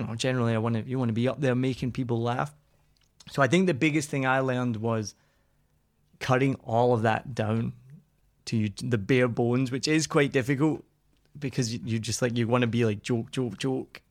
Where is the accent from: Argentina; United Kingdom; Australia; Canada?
United Kingdom; Scotland; I'm Scottish